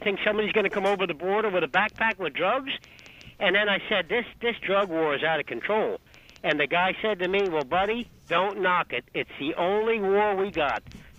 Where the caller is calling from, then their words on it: New Jersey, United States; Hey, good afternoon, folks. … from New Jersey. How are you?